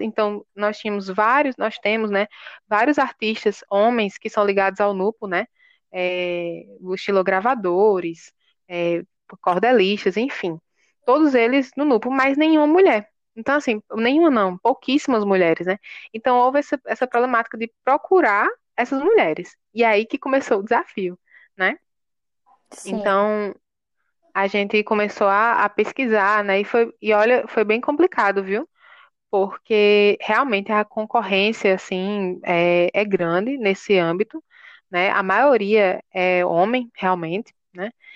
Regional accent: João Pessoa, Paraíba, Brazil; eu nasci em João Pessoa, né? Sou totalmente urbanizada

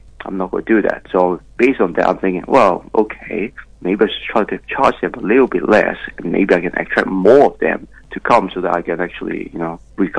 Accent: Hong Kong; now in Melbourne, Australia; I was made in China. I'm from Hong Kong.

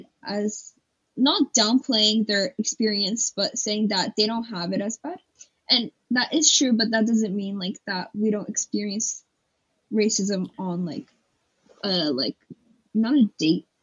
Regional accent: Hawaii, United States; moved away; I'm from Hawaii, you know, like, that's my home.

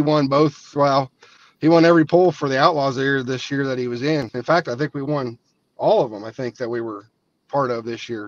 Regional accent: Southeast Iowa, United States; I grew up, my dad, you know, took me and my brother around all the pools down. We're from Southeast Iowa.

